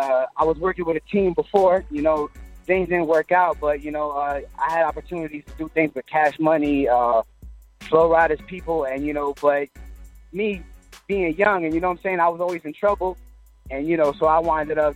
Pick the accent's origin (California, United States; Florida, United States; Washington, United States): Florida, United States; also born or lived in New Jersey; I came to Florida when I was like a year or 2 years old